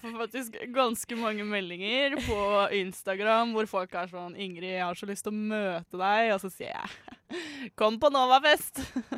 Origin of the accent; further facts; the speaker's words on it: Fredrikstad, Østfold, Norway; now in Oslo, Norway; Min favorittby, fordi det er min hjemby.